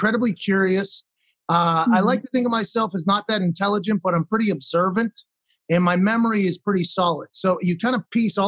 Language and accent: English; Pittsburgh, Pennsylvania, United States; born or raised there